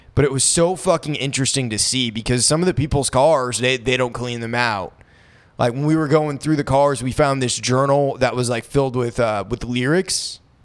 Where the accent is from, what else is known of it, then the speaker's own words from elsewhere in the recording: Maine, United States; moved away; I grew up in Maine, so I'm used to snow